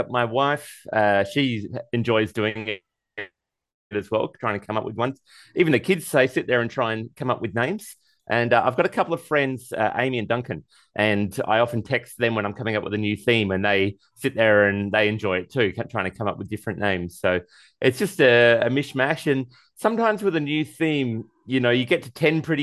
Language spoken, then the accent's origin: English; Australia; I'm Australian. I say Caribbean, not Caribbean.